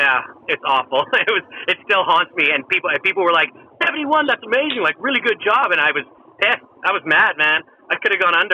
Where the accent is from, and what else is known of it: Canada; born or raised there